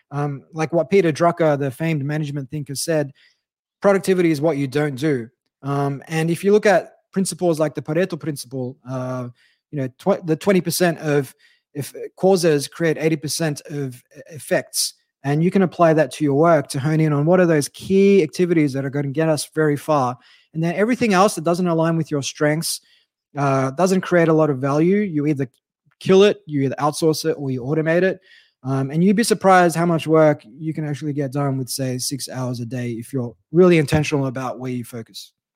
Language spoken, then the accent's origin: English; Australia; as an Aussie who only took up surfing three years ago